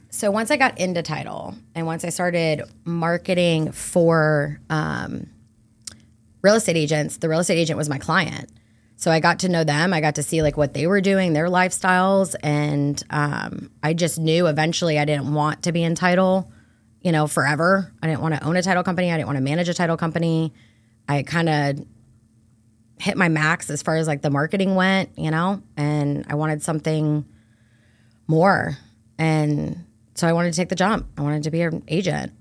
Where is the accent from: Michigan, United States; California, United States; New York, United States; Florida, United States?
Florida, United States; Brandon; I am born and raised right here in Brandon, Florida